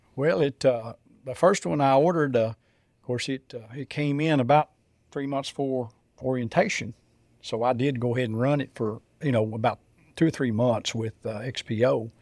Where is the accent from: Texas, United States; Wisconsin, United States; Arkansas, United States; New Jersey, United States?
Texas, United States; south of Lubbock, West; I grew up in West Texas, uh, just south of Lubbock, uh, in a farming community